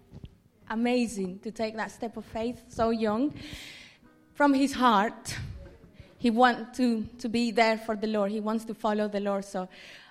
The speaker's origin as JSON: {"language": "English", "country": "Colombia", "moved": "as an adult", "said": "About 8 years ago, I moved from Colombia, where I'm originally from."}